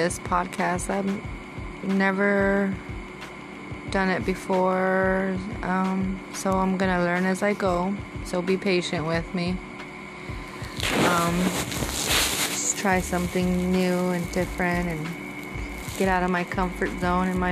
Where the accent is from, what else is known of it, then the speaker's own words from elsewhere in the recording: Texas, United States; I was born here in Texas. I was raised as an only child